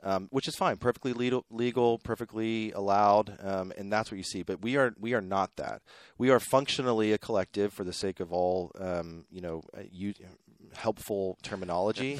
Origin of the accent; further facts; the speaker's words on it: Pittsburgh, Pennsylvania, United States; moved away as an adult; also born or lived in New York City / Brooklyn; now in Waco, United States; I grew up in Pittsburgh, Pennsylvania